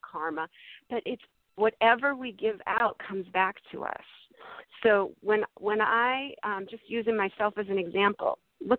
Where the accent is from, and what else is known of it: Massachusetts, United States; born or raised there; now in California, United States